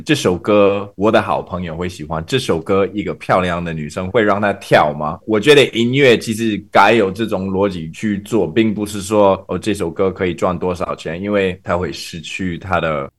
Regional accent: Canada; Chinese is a second language; also born or lived in Taiwan; 在加拿大，我们的练团室很少

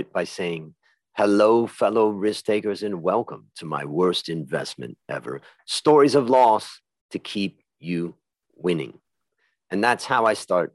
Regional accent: Ohio, United States; I grew up in Ohio

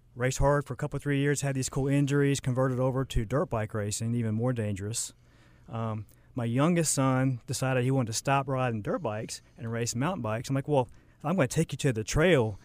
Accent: Charlotte, North Carolina, United States; also born or lived in Lake Norman; I kinda grew up in Charlotte, um, moved around a little bit, grew, went to high school, Lake Norman

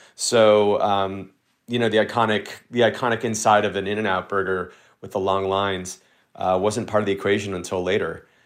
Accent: Texas, United States; I grew up in Texas, which is, you know, very much car forward

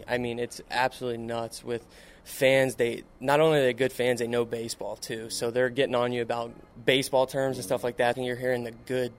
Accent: Palm Beach Gardens, Florida, United States; I'm 27, from Palm Beach Gardens, Florida, born and raised.

